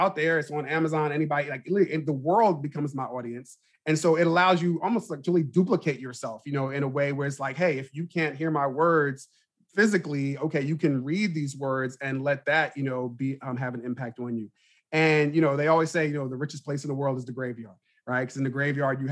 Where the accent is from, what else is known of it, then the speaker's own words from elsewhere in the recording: Plainfield, New Jersey, United States; also born or lived in Baltimore, Maryland; when I was a kid growing up in Plainfield